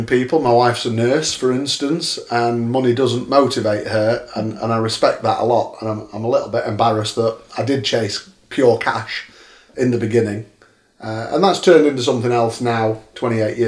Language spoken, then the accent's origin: English; Sheffield, Yorkshire and the Humber, United Kingdom; I'm a bit of a home bird. I'm from Sheffield, born here. I've never left